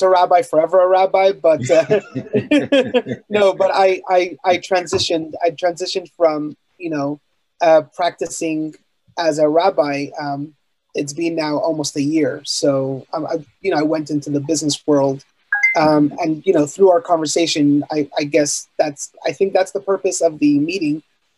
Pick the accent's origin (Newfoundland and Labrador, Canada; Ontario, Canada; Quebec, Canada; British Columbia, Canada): Quebec, Canada; Montreal; I was born and raised in Montreal, Canada.